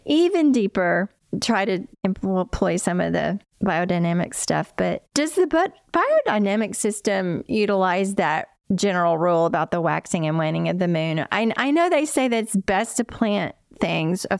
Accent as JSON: {"language": "English", "region": "Appalachia", "country": "United States", "tie": "born or raised there", "said": "I grew up in Appalachia, and my childhood in the 60s and 70s"}